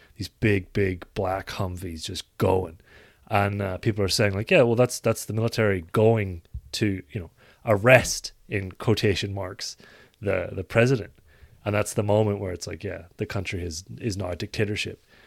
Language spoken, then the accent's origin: English; Ireland